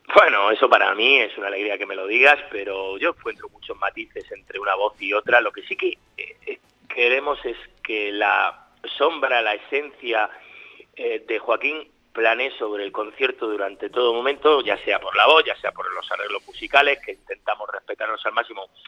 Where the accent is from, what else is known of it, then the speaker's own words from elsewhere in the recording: Murcia, Region of Murcia, Spain; estoy en mi tierra, en Murcia